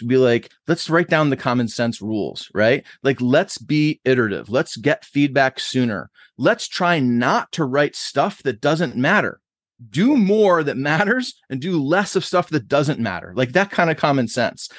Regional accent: Buffalo, New York, United States; moved away as an adult; also born or lived in New Jersey / Boston; now in Columbus, United States; I grew up in Buffalo, New York until I was eighteen, like, from a, less than one year old till I was eighteen

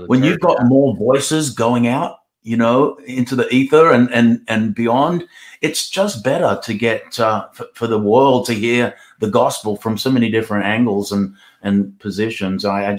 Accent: Australia; now in United States; First place I ever preached when I came from Australia to the USA was in Missouri.

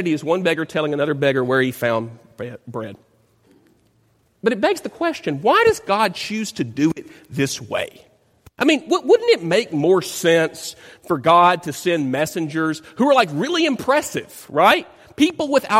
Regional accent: Dyersburg, Tennessee, United States; moved away; my hometown of Dyersburg, Tennessee

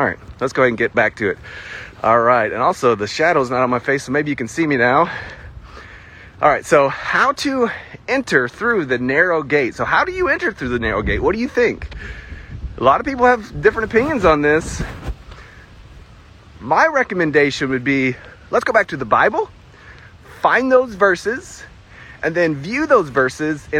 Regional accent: the South, United States; accent: southern; I already have a southern accent

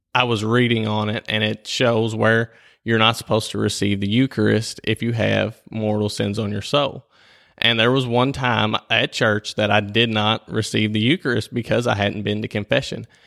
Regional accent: Whitesville, United States; I was born and raised here in Whitesville.

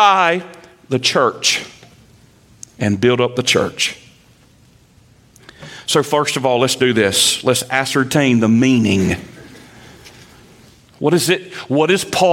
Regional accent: Eastern North Carolina, United States; accent: redneck; first language English

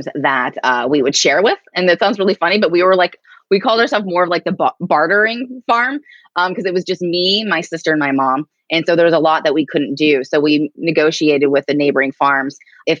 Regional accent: Erie, Pennsylvania, United States; also born or lived in Tulsa, Oklahoma / Greenfield Township, Pennsylvania; I'm from Erie, I grew up on a 100-acre farm and this little township called Greenfield Township

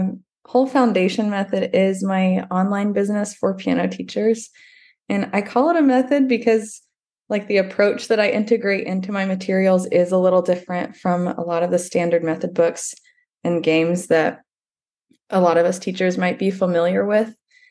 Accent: Dallas, Texas, United States; moved away as an adult; also born or lived in New York City / South Carolina; like you said. I grew up in Dallas, Texas

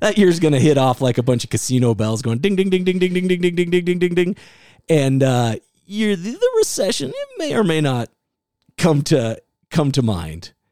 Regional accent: Iowa, United States; also born or lived in California; now in Utah, United States; I was the kid growing up in Iowa

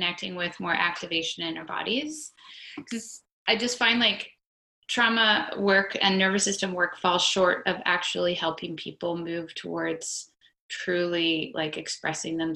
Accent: Canada; being a Canadian

